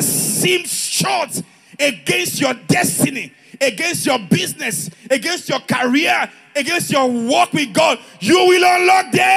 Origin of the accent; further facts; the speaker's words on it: Ijebu, Ogun State, Nigeria; moved away; I'm an Ijebu guy